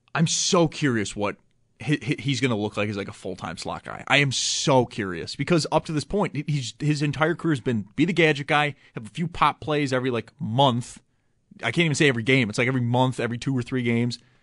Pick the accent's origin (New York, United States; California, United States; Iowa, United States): New York, United States; Cheektowaga; also born or lived in Erie, Pennsylvania; I grew up in Cheektowaga. Like I'm born and raised, baby.